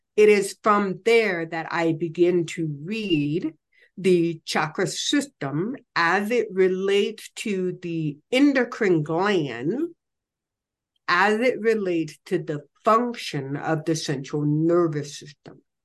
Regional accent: Illinois, United States; moved away as an adult; also born or lived in Colorado Springs / Ho Chi Minh City; I, I was raised in Illinois, you know, I was kind of like a farm girl

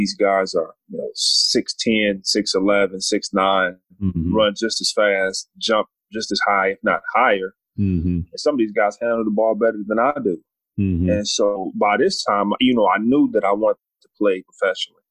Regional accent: Louisville, Kentucky, United States; I'm from Louisville, Kentucky. And so I started out playing basketball at a very young age

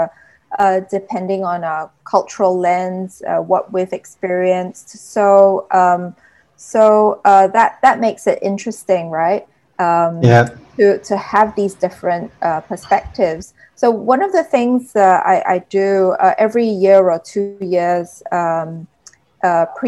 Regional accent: Singapore; also born or lived in United Kingdom; I'm Singaporean, I've lived in the UK two times

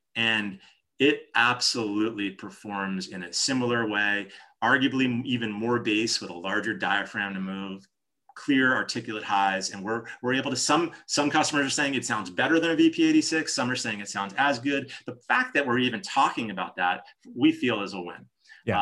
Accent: New Jersey, United States; moved away; I'm from New Jersey originally.

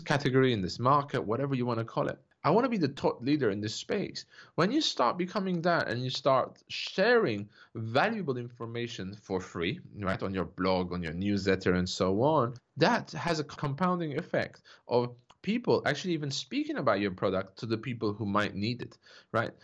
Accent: Turkey; I grew up in Turkey, uh, you know, to a Turkish father, a French mother

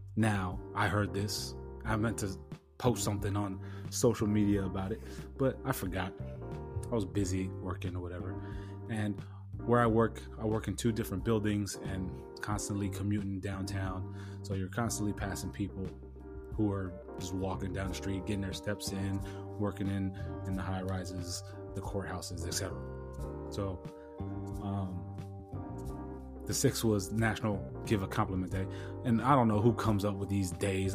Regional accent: San Diego, California, United States; moved away; Born and raised in San Diego

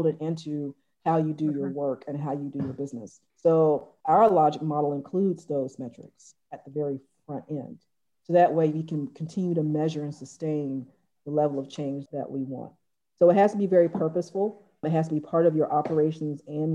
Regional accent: Atlanta, Georgia, United States; I grew up in Atlanta, volunteering in soup kitchens at age 6 and on up.

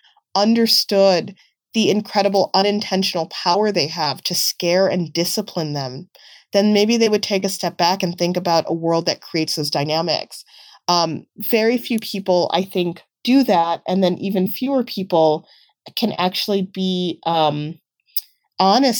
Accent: United States; growing up in the United States

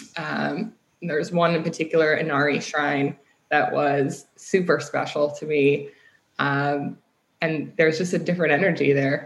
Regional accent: Midwest, United States; moved away as an adult; also born or lived in London, Ontario, Canada / California; I moved to the states when I was young, and then just spent most of my life in the Midwest

